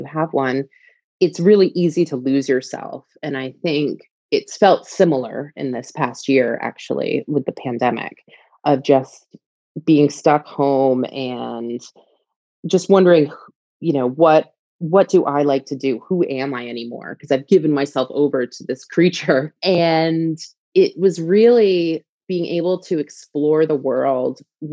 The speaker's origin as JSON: {"language": "English", "region": "East Coast", "country": "United States", "also_born_or_lived": "England", "moved": "as an adult", "lives_now": "United Kingdom", "said": "I'm from the East Coast"}